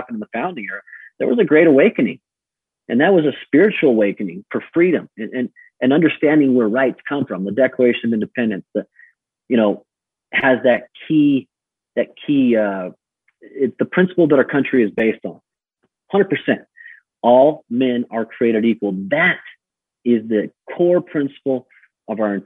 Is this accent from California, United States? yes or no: yes; California, United States; I grew up in California.